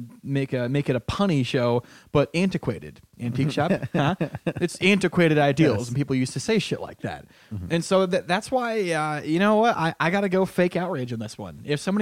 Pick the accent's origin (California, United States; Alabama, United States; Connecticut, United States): Connecticut, United States; my home state of Connecticut